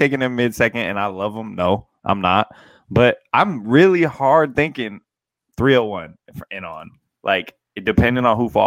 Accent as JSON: {"language": "English", "town": "Seattle", "region": "Washington", "country": "United States", "moved": "yes", "lives_now": "Canada", "said": "I'm from the Seattle area, so I live in Canada now."}